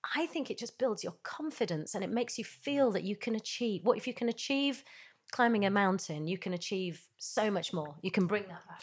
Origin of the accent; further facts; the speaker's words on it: Yorkshire and the Humber, United Kingdom; I grew up in Yorkshire